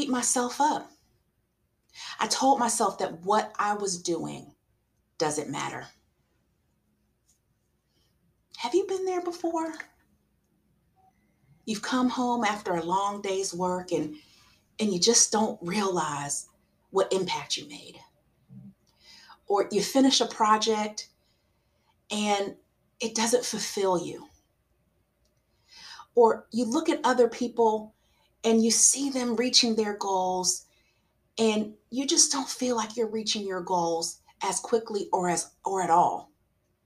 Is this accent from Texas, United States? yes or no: no; South Carolina, United States; I'm from South Carolina